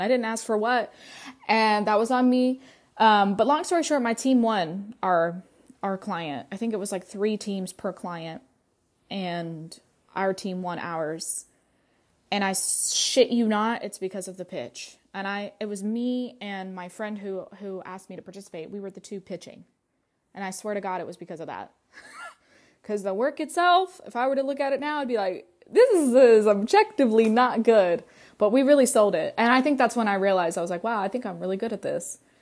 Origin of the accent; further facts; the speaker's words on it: North Carolina, United States; first language Russian; English is a second language; moved away as an adult; also born or lived in Russia; now in Atlanta, United States; I was raised in North Carolina, but I told you that I'd lived in Russia for the first five years of my life